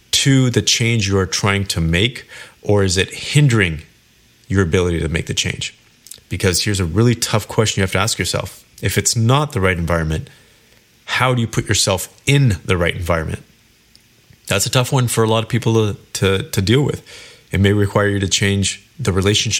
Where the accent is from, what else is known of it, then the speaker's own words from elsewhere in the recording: Kelowna, British Columbia, Canada; moved away as an adult; now in Toronto, Canada; I lived in Kelowna, BC, which is where I was born and raised.